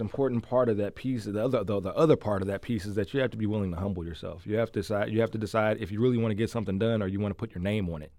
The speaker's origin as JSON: {"language": "English", "town": "St. Louis", "region": "Missouri", "country": "United States", "tie": "born or raised there", "said": "I grew up in the loop in the West End in Dogtown"}